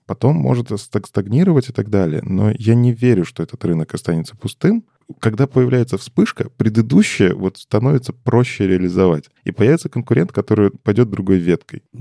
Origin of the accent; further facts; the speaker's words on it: Belarus; я из Беларуси.